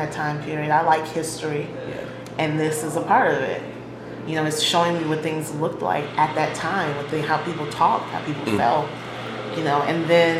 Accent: Chicago, Illinois, United States; growing up on the South Side

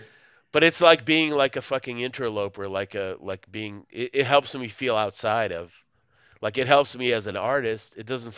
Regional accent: Moscow, Russia; English is a second language; you're from Chicago. I'm not from Chicago. Like, I'm from Moscow, USSR. Like, USSR is a country that doesn't exist.

